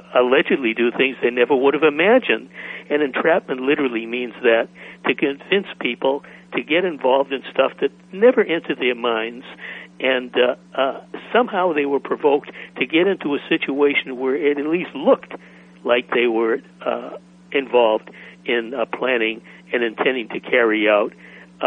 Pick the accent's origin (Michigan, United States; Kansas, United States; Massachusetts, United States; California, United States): Massachusetts, United States; Boston; moved away as an adult; I grew up in Boston. I was there through college, then I left.